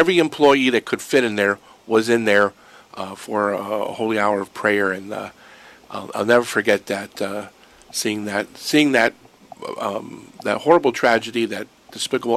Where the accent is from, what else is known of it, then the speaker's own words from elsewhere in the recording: Erie, Pennsylvania, United States; moved away; I'm from Pennsylvania, so I would pass by the Shanksville Memorial many times going home to Erie